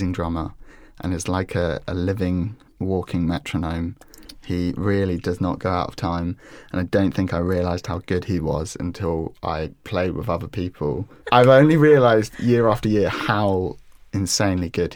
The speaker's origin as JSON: {"language": "English", "region": "London", "country": "United Kingdom", "tie": "born or raised there", "also_born_or_lived": "Sydenham", "said": "I grew up in Crofton Park. That's where I lived for about half my life. And then I moved out towards Sydenham"}